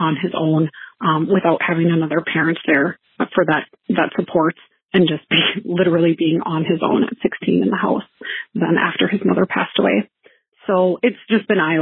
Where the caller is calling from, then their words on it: Minnesota, United States; I am calling from Minnesota